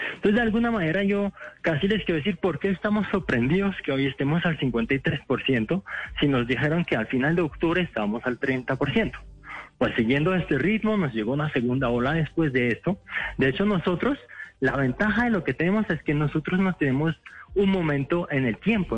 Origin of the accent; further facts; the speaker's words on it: France; moved away as an adult; also born or lived in Morocco (parents); now in Bogotá, Colombia; nací en Francia, mis papás son de Marruecos pero ya llevo 6, 7 años en Colombia